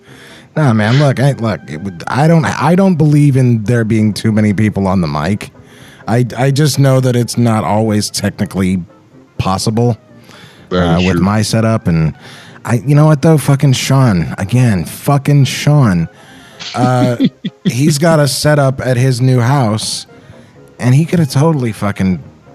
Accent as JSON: {"language": "English", "region": "Texas", "country": "United States", "said": "I'm from Texas, motherfucker."}